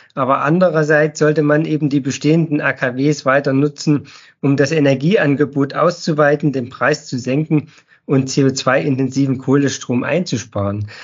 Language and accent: German; Pfiffelbach, Thuringia, Germany; now in Ettersburg, Germany; aufgewachsen bin ich in Pfiffelbach